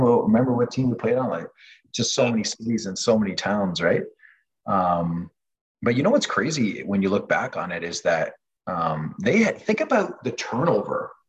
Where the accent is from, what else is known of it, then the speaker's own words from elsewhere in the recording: Canada; first language French; English is a second language; I was fully French Canadian, like growing up in my household. So my mom and dad spoke French to me